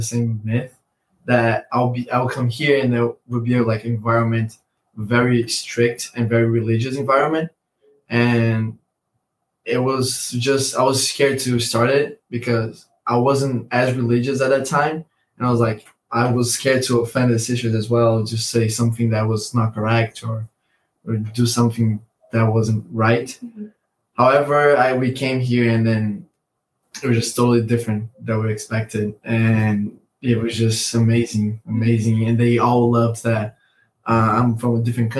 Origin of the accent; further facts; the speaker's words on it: Brazil; moved away as an adult; I'm from Brazil